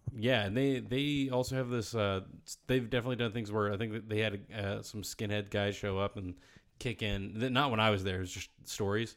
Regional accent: Virginia, United States; my home state

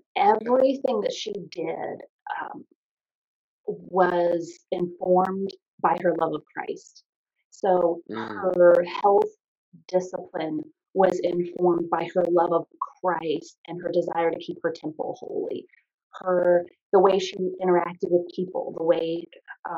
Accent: Triangle, Virginia, United States; also born or lived in Lake Ridge, Virginia; I grew up in Triangle, right outside the Quantico Marine Corps base

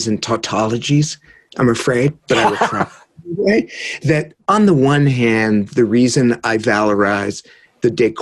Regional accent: San Jose, California, United States; moved away; I'm from San Jose

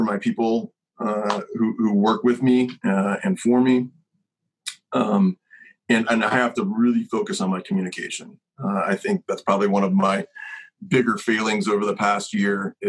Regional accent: Kentucky, United States; I'm from Kentucky

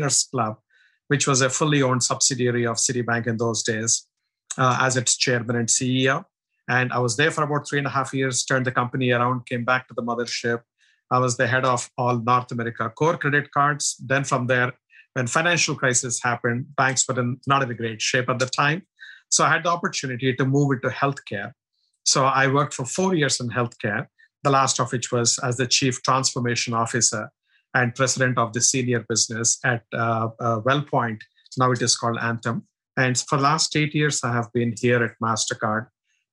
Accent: India; moved away; I'm originally from India, as you can make out from my accent and looks

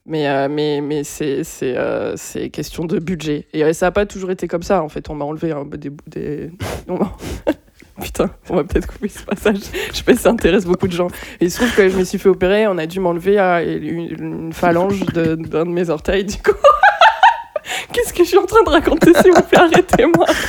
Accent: Bordeaux, Nouvelle-Aquitaine, France; also born or lived in Pessac; parce qu'on vient de Bordeaux

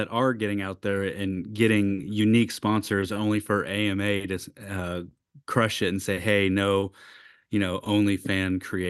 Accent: Illinois, United States; growing up in Illinois, in fucking buttfuck Egypt, Illinois.

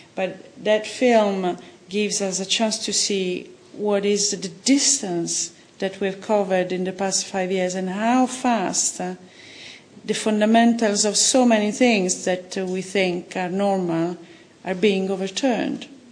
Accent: Italy; now in London, United Kingdom; I come from Italy

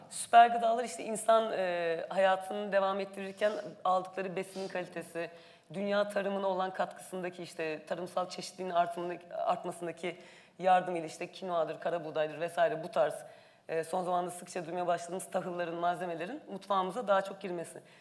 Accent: Ankara, Turkey

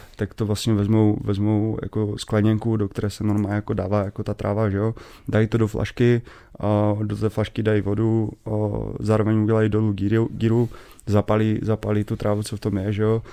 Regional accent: Český Těšín, Moravian-Silesian Region, Czechia; já pocházím z Těšina

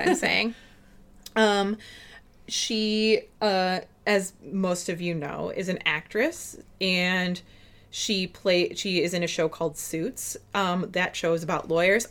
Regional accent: Minnesota, United States; accent: Minnesota accent; we're from Minnesota, the two of us

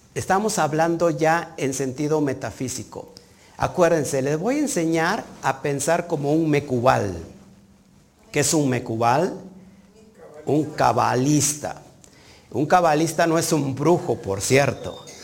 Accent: Mexico; yo estoy aquí en México, yo nací en México, yo no estoy exiliado

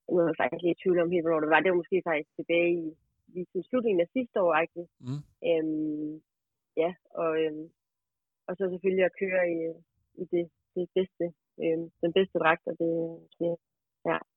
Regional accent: Aalborg, North Denmark Region, Denmark; der, hvor jeg kommer fra, der går man jo i gaden og i Aalborg.

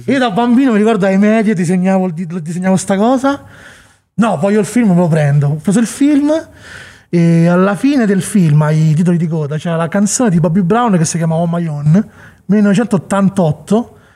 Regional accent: Monte Porzio Catone, Lazio, Italy; moved away as an adult; also born or lived in Chicago; noi siamo di Monteporzio

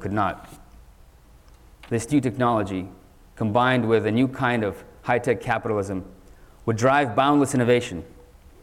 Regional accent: San Francisco, California, United States; also born or lived in Soviet Union; I was born in the Soviet Union, and my family ended up in America, in San Francisco, right as the dot-com bubble was heating up in the 1990s. I was only 9 years old at the time

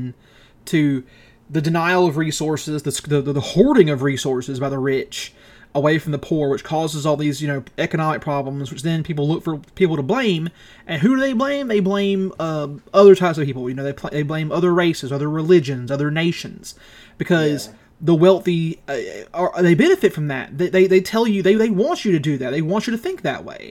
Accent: the South, United States; We're Americans. You got to understand. We're from the South. We're from America

